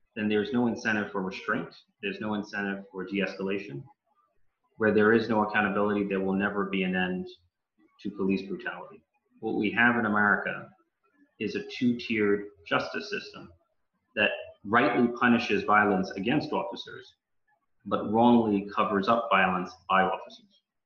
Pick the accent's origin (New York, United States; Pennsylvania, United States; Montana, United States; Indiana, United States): New York, United States; New York City; born and bred in the Bronx